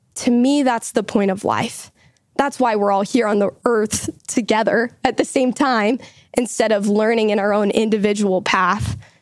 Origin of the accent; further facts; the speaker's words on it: Utah, United States; I also live here in Utah. I, like John, go to the University of Utah. Lived here my whole life